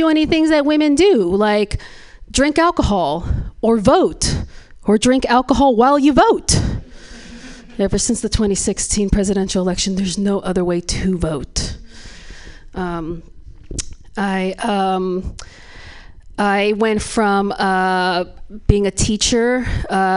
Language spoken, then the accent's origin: English; Hayward, California, United States; I am from Hayward. I grew up in Hayward. I live there now